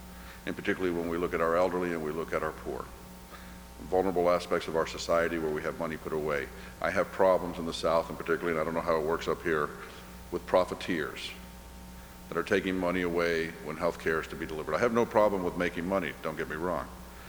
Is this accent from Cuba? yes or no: yes; Cuba; now in United States; Being Cuban and being Irish, both of those cultures, we're storytellers. You grow up hearing stories. I was born in the United States by accident. My mother was visiting. We went right back to Cuba.